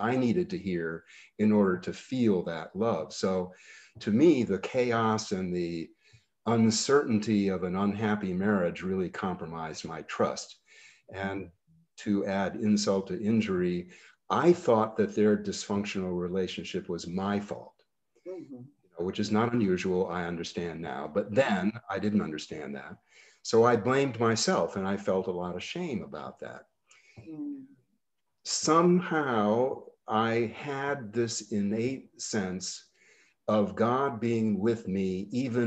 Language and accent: English; Bennington, Vermont, United States; my growing up in Bennington and then in old Bennington, Vermont